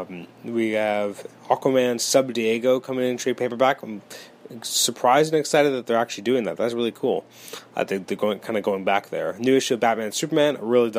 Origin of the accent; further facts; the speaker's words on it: Canada; As a Canadian